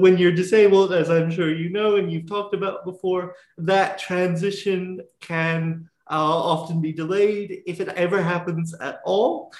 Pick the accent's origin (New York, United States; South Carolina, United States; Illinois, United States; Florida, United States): South Carolina, United States; I grew up in South Carolina.